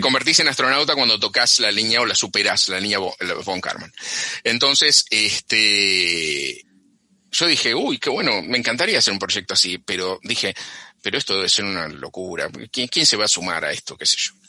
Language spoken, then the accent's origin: Spanish; Cañuelas, Buenos Aires Province, Argentina; moved away as an adult; now in United States; yo, eh, crecí en Cañuelas, que era un, un, era un pueblo de la provincia de Buenos Aires